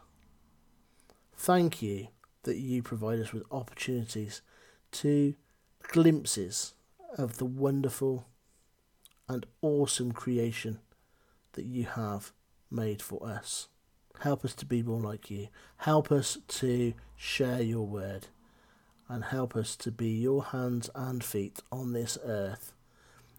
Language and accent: English; Cheltenham, South West England, United Kingdom; also born or lived in Gloucester; I come from Gloucester. I come from Cheltenham